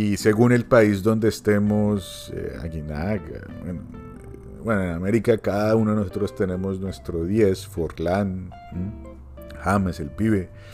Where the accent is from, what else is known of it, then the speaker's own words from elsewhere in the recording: Colombia; como colombiano